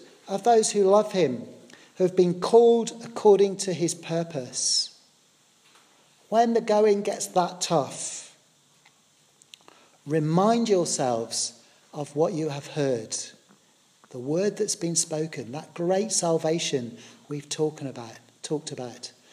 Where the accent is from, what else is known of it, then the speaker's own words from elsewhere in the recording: Poole, South West England, United Kingdom; I grew up in the South Coast down in a lovely place called Poole in Dorset.